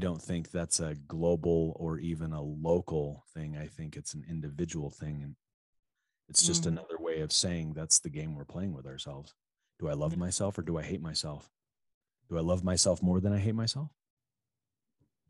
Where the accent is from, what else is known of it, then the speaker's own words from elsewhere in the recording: middle part of the United States, Midwest, United States; we're both American, we're both basically from the same middle part of the country